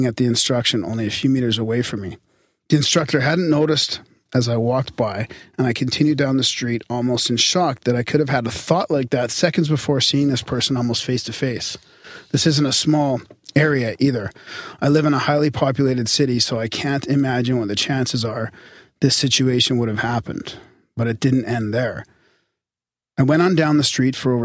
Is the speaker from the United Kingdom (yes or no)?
no; Canada; We're Canadian